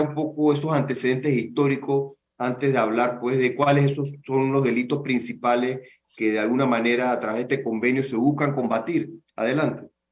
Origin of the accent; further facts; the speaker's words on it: Panama; como panameños, como país